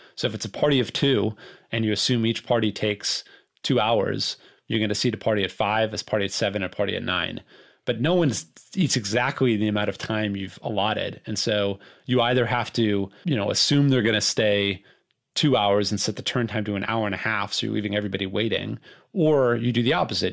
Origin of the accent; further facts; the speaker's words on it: Los Angeles, California, United States; I grew up in Los Angeles in a restaurant family